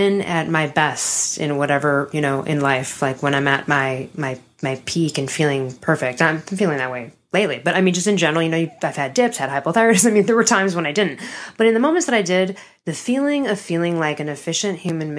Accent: Chicago, Illinois, United States; growing up in Chicago

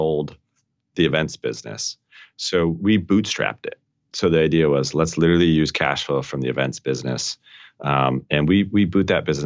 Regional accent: Colorado, United States; I grew up in Colorado

